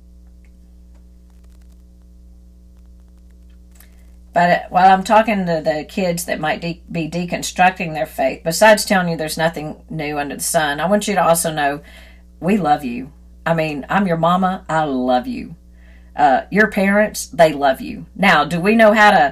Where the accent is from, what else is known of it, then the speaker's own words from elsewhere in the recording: Deep South, United States; I grew up in the Deep South